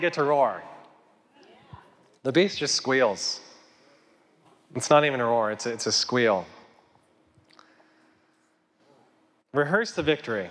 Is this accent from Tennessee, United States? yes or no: no; Kit Carson, Colorado, United States; now in Colorado Springs, United States; grew up in Kit Carson, Colorado, a town of 300 people